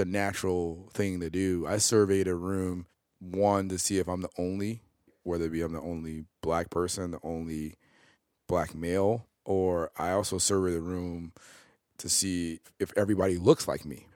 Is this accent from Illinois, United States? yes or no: yes; Oak Park, Illinois, United States; also born or lived in West Side, Chicago; I grew up in Oak Park.